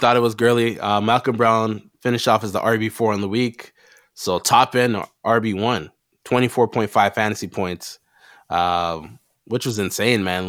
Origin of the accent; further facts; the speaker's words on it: Canada; we are Canadian.